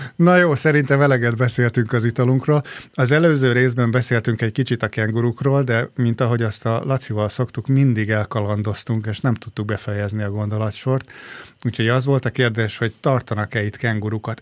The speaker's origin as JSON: {"language": "Hungarian", "country": "Hungary", "moved": "yes", "lives_now": "Australia"}